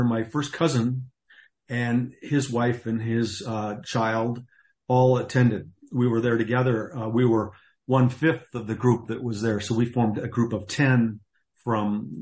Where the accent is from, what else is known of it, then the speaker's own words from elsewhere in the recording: North Dakota, United States; my hometown up in North Dakota